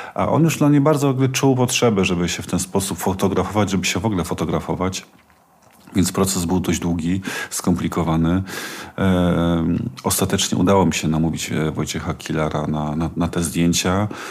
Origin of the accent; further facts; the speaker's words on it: Silesian Voivodeship, Poland; Ja mieszkam, wychowałem się na Górnym Śląsku